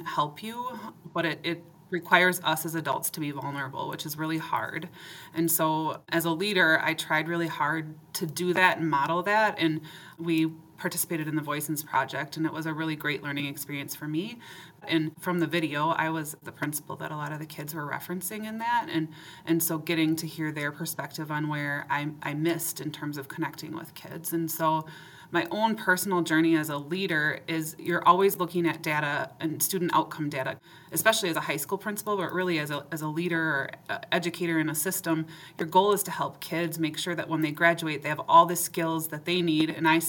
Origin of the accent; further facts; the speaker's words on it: Forest Lake, Minnesota, United States; also born or lived in Maplewood, Minnesota; I grew up in Minnesota and called Maplewood home. Forest Lake was where I grew up.